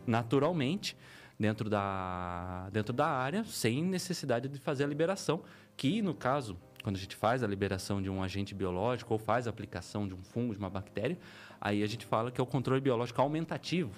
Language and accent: Portuguese; Piedade, São Paulo, Brazil; nascido e criado em Piedade, terrinha boa, minhoca daquela terra mesmo.